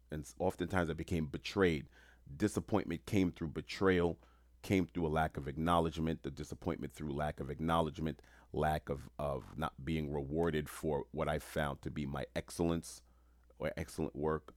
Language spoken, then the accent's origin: English; New York City, New York, United States; moved away; also born or lived in Rome / Hawaii / Florida; I'm born and raised in New York City